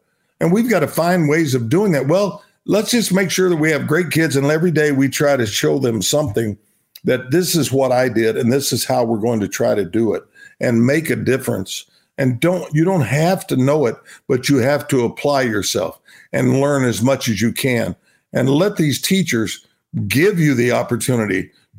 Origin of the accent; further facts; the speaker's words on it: Binger, Oklahoma, United States; I'm a kid from Binger, Oklahoma. I'll never, you know, I'll be that, you know, for the rest of my life.